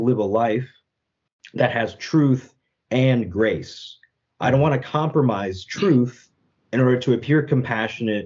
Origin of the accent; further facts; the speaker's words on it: United States; I grew up in the United States